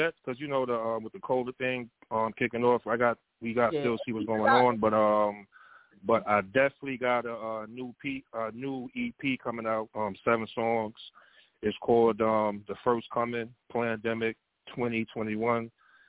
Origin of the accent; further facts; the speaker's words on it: Brooklyn, New York, United States; now in Wake Forest, United States; But originally, I'm from Brooklyn, New York. You know what I'm saying? Breaking Projects. That's out there in Bushwick, the Bushwick area of Brooklyn.